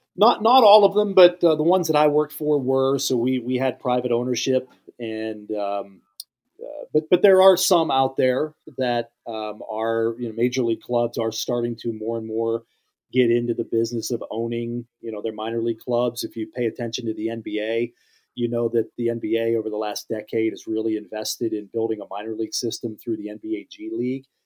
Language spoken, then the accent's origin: English; Western Pennsylvania, United States; I grew up in Western P